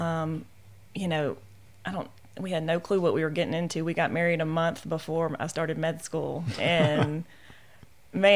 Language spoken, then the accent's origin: English; Benton, Louisiana, United States; also born or lived in Shreveport, Louisiana; I grew up in the Benton-Bossier area and was point guard for Airline High School